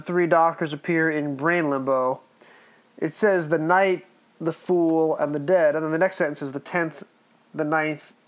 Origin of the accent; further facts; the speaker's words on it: United States; accent: American; my accent American wise is the same as the Empire State Building tour guide